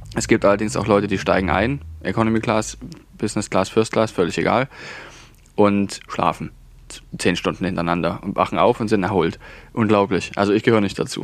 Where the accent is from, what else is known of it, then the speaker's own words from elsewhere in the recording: Saxony, Germany; accent: Saxon; unseren sächsischen Dialekt